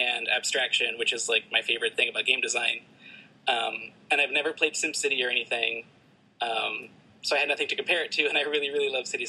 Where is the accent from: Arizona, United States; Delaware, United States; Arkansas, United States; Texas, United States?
Texas, United States; San Antonio; now in Boston, United States; I live in Boston right now, but I'm originally from San Antonio.